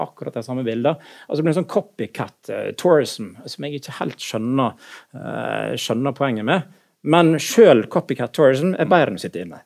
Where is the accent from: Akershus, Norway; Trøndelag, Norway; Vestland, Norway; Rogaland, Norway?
Vestland, Norway; Naustdal; moved away; also born or lived in Hammerfest / Bergen / Oslo; Jeg er født i Hammerfest, oppvoksen i, i Naustdal og bodde, både i Bergen her og, og i Oslo etter hvert